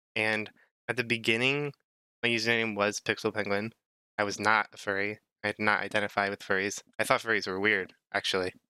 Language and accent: English; United States; I'm an American